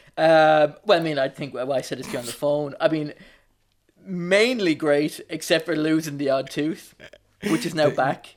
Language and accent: English; Wicklow, Leinster, Ireland; moved away; also born or lived in Dublin; I'm from Wicklow, but I lived in Dublin for fifteen, for fifteen years.